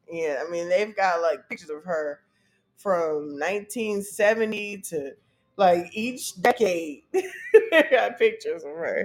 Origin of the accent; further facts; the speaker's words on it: the Bay Area, California, United States; I'm from the Bay.